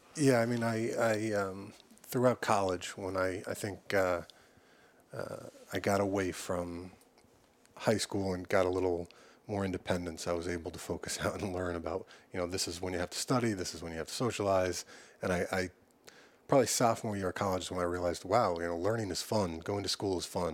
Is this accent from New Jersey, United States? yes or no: no; Long Island, New York, United States; I grew up on Long Island